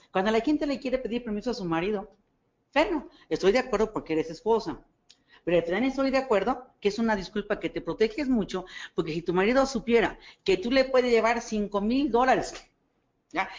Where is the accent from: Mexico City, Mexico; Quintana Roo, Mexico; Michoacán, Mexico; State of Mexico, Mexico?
State of Mexico, Mexico; yo no soy de aquí, yo vengo del Estado de México